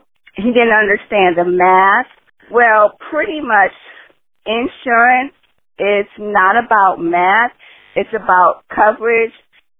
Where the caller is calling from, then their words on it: Silver Spring, Maryland, United States; I'm calling from Silver Spring, Maryland.